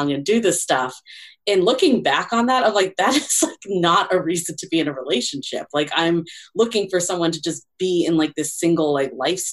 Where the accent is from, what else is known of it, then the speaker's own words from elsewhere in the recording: Boston, Massachusetts, United States; moved away as an adult; now in San Francisco, United States; I'm originally from Boston, but most of my adult dating life has really been in San Francisco